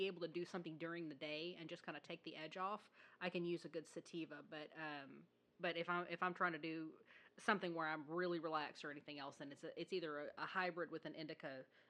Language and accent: English; the South, United States; I was raised in the South